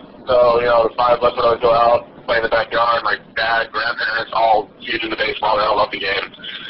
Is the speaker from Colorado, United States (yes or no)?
no; New York, United States; Long Island, yeah.